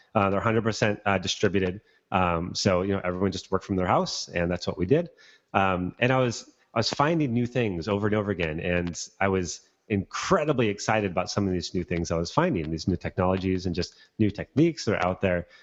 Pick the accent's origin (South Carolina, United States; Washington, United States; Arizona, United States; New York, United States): Washington, United States; Bellingham; moved away; back in my hometown of Bellingham